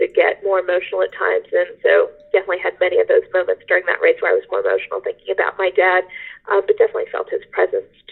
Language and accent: English; Rhode Island, United States; I was born in Rhode Island. My family is from Rhode Island